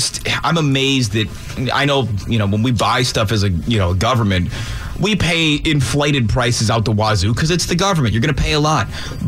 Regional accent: Michigan, United States; moved away; I grew up in Michigan, but I got a job at 14.

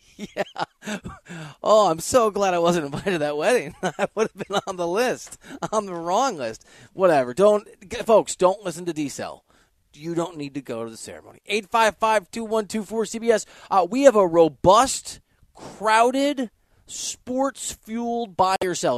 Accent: Iowa, United States; I'm from Iowa and I, my family's from Nebraska, Wisconsin, Iowa.

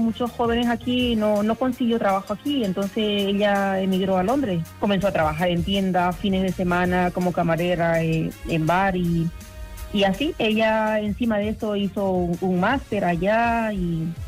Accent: Jerez de la Frontera, Andalusia, Spain; somos de Jerez

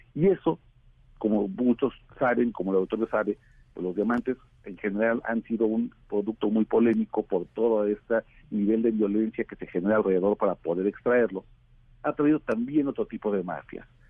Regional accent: Mexico; somos los mexicanos

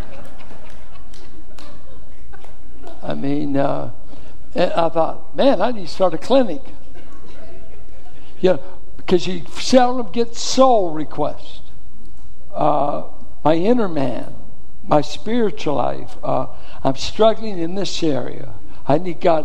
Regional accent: Richmond, California, United States; I grew up in Richmond schools in the Iron Triangle

